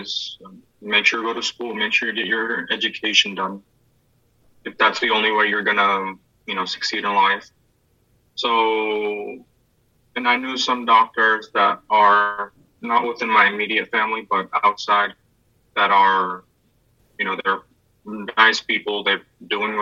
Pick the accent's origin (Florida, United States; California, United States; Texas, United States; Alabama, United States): California, United States; San Diego; moved away as an adult; now in Grenada; I grew up in San Diego, California